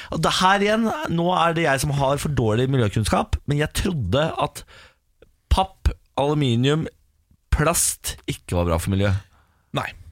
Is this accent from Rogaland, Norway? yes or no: no; Moss, Østfold, Norway; nå er jeg fra Moss.